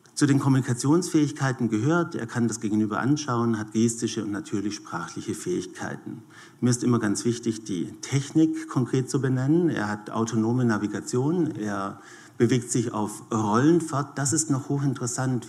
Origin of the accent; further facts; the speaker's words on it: Switzerland; bei uns in der Schweiz